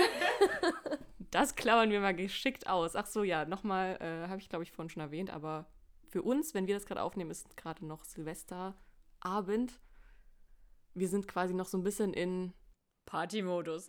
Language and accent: German; Saxony, Germany; wir kommen alle drei aus Sachsen